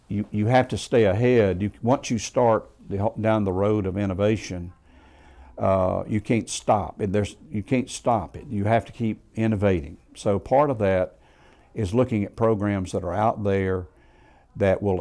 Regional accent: Greenville County, Upstate South Carolina, United States; also born or lived in Columbia, South Carolina; the upstate is home. I was born in Greenville County

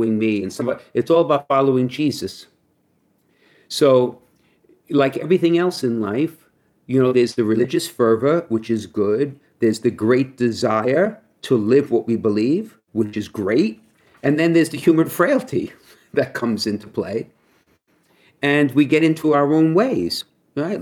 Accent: New York City, New York, United States; I grew up in Brooklyn

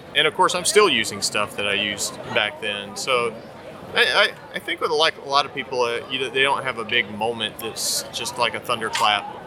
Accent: North Carolina, United States; now in Portland, United States; I am from North Carolina, and it's really hot there

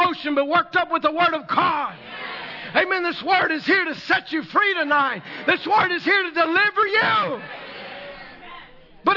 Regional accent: the South, United States; I'm from the South.

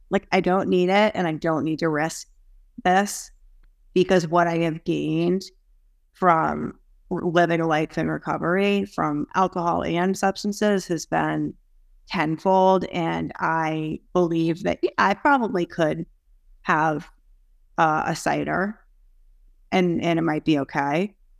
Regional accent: Boston area, Massachusetts, United States; I am from the Boston area, so suburbs right outside of Boston

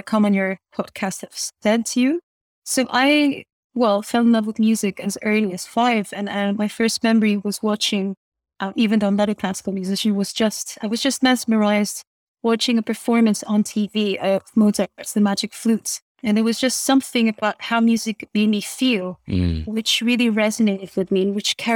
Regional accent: Athens, Attica, Greece; also born or lived in Scotland; I was born and raised in Athens. And I went to international school. I was educated in English, and then hence the accent

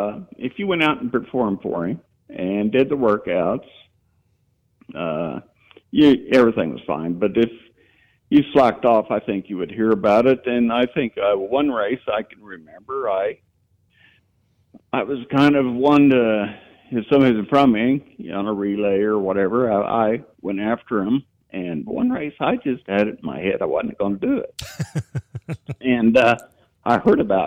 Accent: Hays, Kansas, United States; I was born in Hays in 1951 at Hadley Hospital

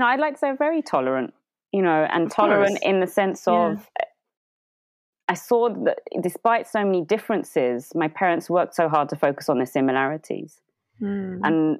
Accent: London, United Kingdom; born there; Yeah. I was born in London.

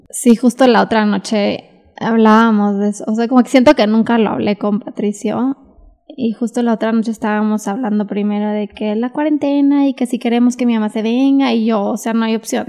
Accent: Monterrey, Nuevo León, Mexico; moved away as an adult; also born or lived in United States; now in Mexico City, Mexico; tengo que estar en Monterrey

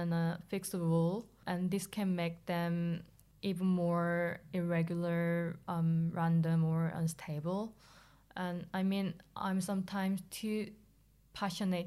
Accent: South Korea; moved away as an adult; now in London, United Kingdom; I was born and raised in South Korea

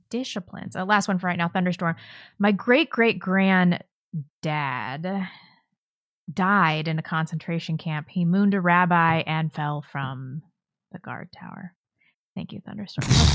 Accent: St. Louis, Missouri, United States; moved away; I grew up in West County, though, so it's not like I got the full Saint Louis experience

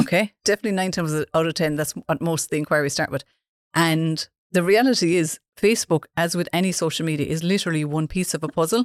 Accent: Dunmanway, Munster, Ireland; I'm from Dun Manuay.

